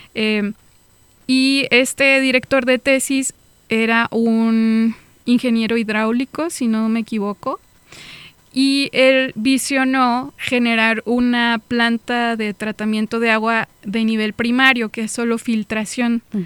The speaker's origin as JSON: {"language": "Spanish", "area": "small town near Celaya", "region": "Guanajuato", "country": "Mexico", "tie": "born or raised there", "also_born_or_lived": "Tijuana", "moved": "as an adult", "said": "En mi pueblo es normal, tú vas al campo"}